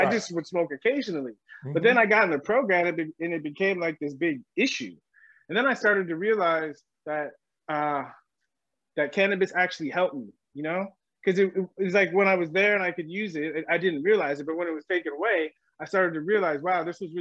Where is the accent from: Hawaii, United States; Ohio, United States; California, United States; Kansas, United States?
California, United States; San Diego; moved away as an adult; I grew up in San Diego